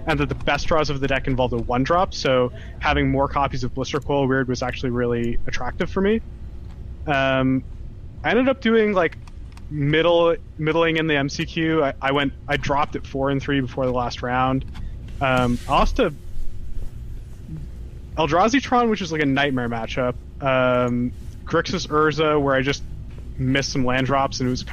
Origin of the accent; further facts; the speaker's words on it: Montreal, Quebec, Canada; moved away; also born or lived in Toronto; I was born in Montreal